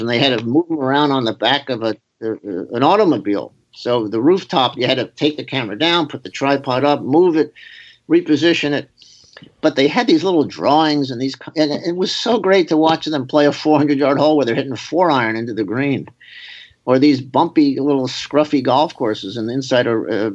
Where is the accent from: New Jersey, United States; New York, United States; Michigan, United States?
New York, United States; New York City; I was growing up in New York City.